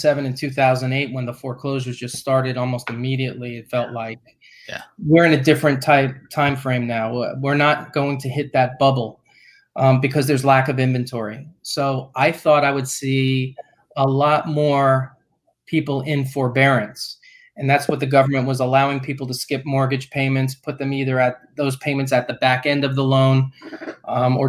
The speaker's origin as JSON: {"language": "English", "town": "New York City", "region": "New York", "country": "United States", "tie": "born or raised there", "moved": "yes", "lives_now": "Florida, United States", "said": "I grew up in Brooklyn, New York"}